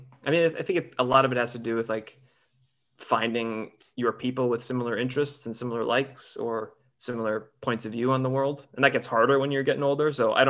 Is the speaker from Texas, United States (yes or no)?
no; Northern Michigan, United States; moved away as an adult; also born or lived in Chicago; now in Los Angeles, United States; I grew up in Michigan.